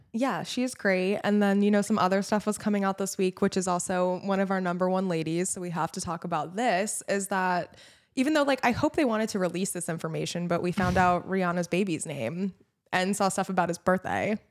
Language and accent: English; New Jersey, United States; I'm from New Jersey